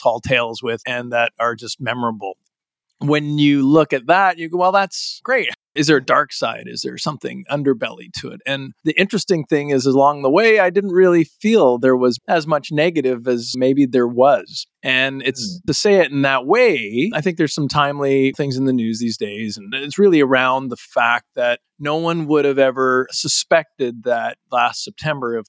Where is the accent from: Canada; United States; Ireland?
Canada; Calgary, Alberta; moved away; I was originally from Calgary, Alberta